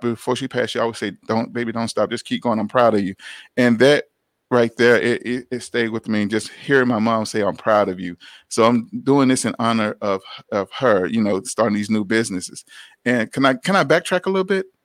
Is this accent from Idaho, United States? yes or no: no; Atlanta, Georgia, United States; growing up in Atlanta